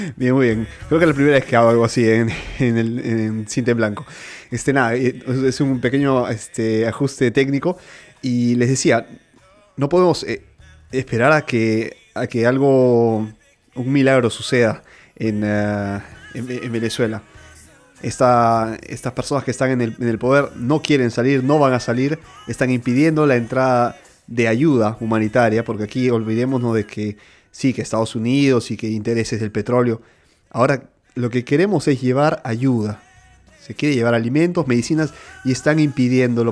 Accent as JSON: {"language": "Spanish", "region": "Lima", "country": "Peru", "tie": "born or raised there", "moved": "yes", "lives_now": "Milan, Italy", "said": "yo nací en Lima, Perú"}